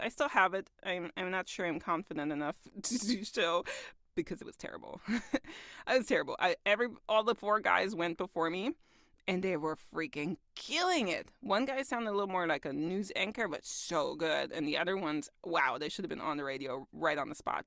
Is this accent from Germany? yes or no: yes; Augsburg, Bavaria, Germany; moved away as an adult; also born or lived in Kaiserslautern / United States; I lived somewhere like mid-Germany in, uh, in Kaiserslautern. But I'm from Augsburg.